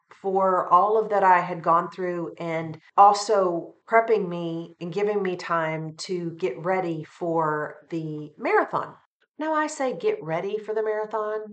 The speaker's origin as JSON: {"language": "English", "region": "Western Kentucky", "country": "United States", "tie": "born or raised there", "said": "my area that I grew up in Western Kentucky"}